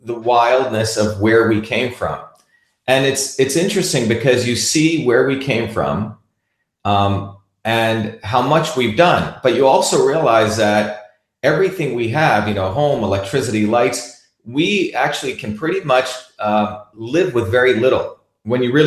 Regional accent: New Jersey, United States; also born or lived in Bombay, India / Tamil Nadu, India; I'm a kid who grew up in New Jersey

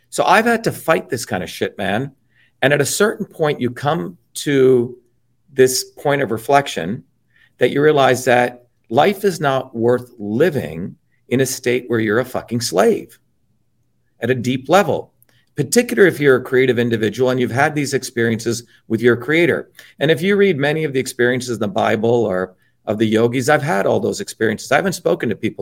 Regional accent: Newark, New Jersey, United States; also born or lived in Paterson, New Jersey / Clifton, New Jersey; I grew up in Newark and Patterson and Clifton, working class town

